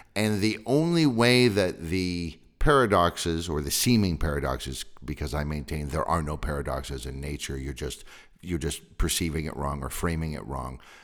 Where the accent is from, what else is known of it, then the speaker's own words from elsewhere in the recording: Sonoma County, Northern California, United States; I grew up in Sonoma County in Northern California